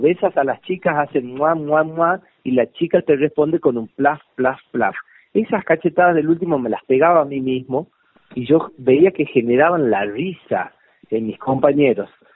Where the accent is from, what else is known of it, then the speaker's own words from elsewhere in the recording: Famaillá, Tucumán, Argentina; also born or lived in Buenos Aires; now in San Miguel de Tucumán, Argentina; en Tucumán, en un, en una ciudad cerca de mi pueblo.